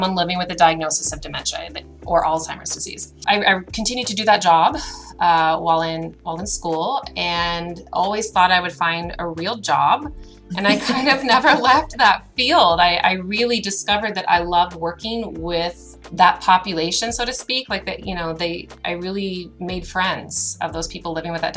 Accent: United States; moved away as an adult; now in Canada; I'm from the United States

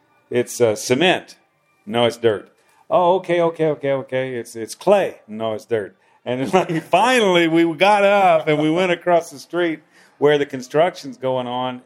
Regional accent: United States; we're both from the Midwest, or we're both from wherever, you know, we're both from the U.S.

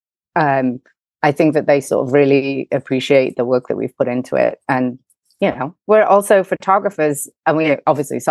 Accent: England, United Kingdom; accent: English; moved away as an adult; also born or lived in Chicago, United States; now in New York, United States; I'm English, but I live in America. I'm actually an American with an English accent. My mom's English and my dad's American. Spent every summer over here, and I just came right out of undergraduate school knowing I wanted to be here

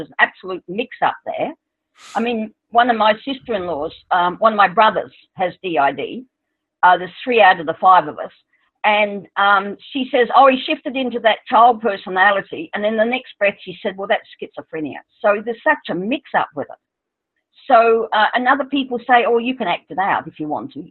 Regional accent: Australia; I'm Australian

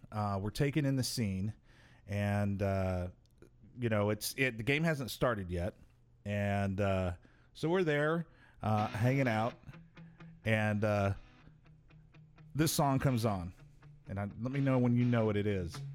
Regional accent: Omaha, Nebraska, United States; where are you from, and it's to the point now where I have to like take a deep breath and I say Omaha, Nebraska

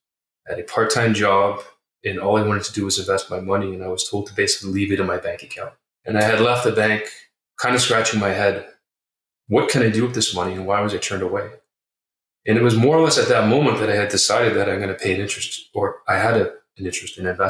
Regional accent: Toronto, Ontario, Canada; I am born and raised in Toronto, Ontario.

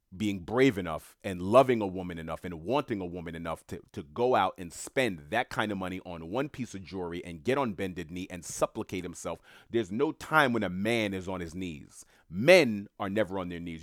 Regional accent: New York City, New York, United States; I knew a lot of people in entertainment growing up in Queens, New York

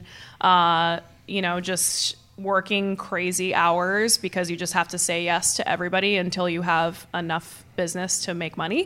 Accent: Boston, Massachusetts, United States; moved away as an adult; now in Austin, United States; I'm originally from Boston, Massachusetts

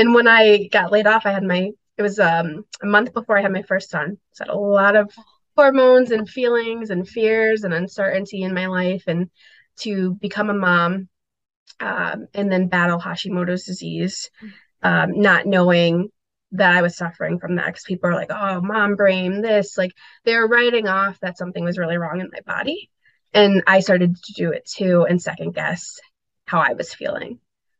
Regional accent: Asuncion, Paraguay; born there; So I was born in Asuncion, Paraguay, and it was during a dictatorship of gosh, it was about 35 years, I believe.

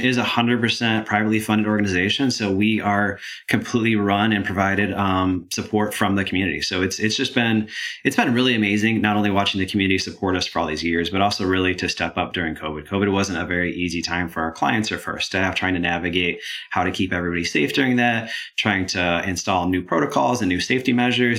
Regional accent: Michigan, United States; moved away as an adult; now in Georgia, United States; I grew up in Michigan, came down to Georgia to go to school here, and I absolutely love the area, which is why why I'm still here now

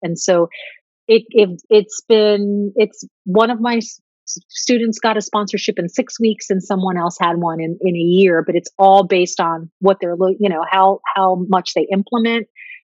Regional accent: Italy; going back to my home country, my heart country, Italy, at the end of September.

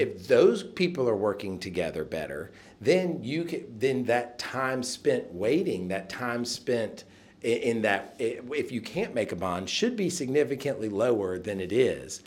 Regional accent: Nashville, Tennessee, United States; I am from Nashville

